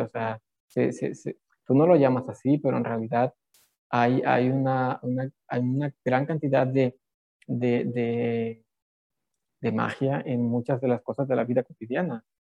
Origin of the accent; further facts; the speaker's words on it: Mexico; la mayoría de los mexicanos somos católicos